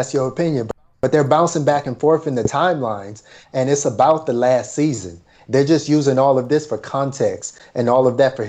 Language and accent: English; Detroit, Michigan, United States; I'm from Detroit.